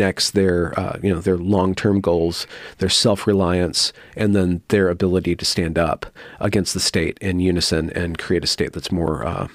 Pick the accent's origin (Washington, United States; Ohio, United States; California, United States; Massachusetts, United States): California, United States; I grew up in California, but Northern California outside of Sacramento